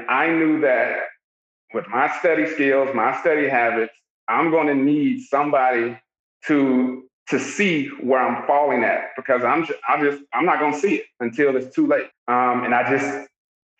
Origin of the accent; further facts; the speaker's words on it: Augusta, Georgia, United States; I'm from Augusta, Georgia.